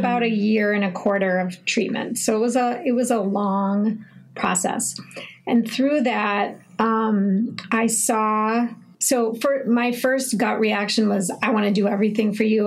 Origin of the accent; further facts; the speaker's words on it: Minneapolis, Minnesota, United States; I'm 45 years old and I'm from Minneapolis